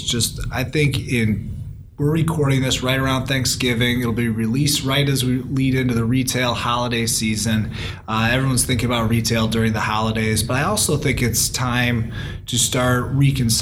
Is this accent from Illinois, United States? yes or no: yes; DeKalb, Illinois, United States; where I grew up in DeKalb, Illinois